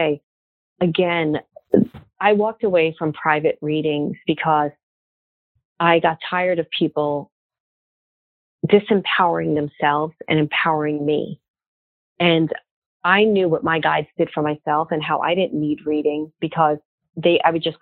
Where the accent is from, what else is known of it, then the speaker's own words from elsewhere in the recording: Brooklyn, New York, United States; moved away; I'm from Brooklyn originally